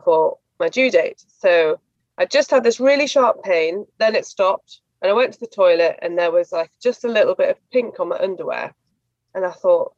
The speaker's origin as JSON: {"language": "English", "region": "the north of England", "country": "United Kingdom", "said": "I'm from Northern England on the border with Scotland."}